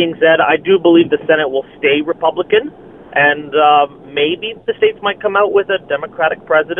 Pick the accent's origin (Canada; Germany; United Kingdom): Canada; But as a Canadian